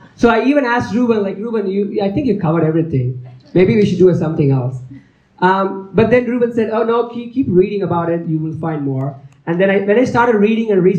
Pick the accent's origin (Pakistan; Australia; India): India; moved away; I'm from India